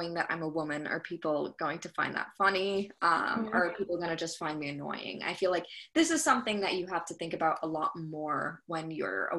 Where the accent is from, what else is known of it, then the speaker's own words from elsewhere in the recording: suburbs of New York City, United States; I'm from the suburbs of New York City, so it's not that white, but I mean, I was in like, you know, the AP classes and stuff, and most of my peers were white